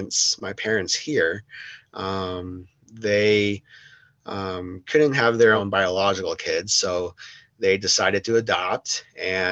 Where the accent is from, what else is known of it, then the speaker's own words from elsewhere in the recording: Denver, Colorado, United States; also born or lived in South Korea; I grew up in Denver, Colorado. I was not born here. I was born in South Korea, and I was adopted by a family here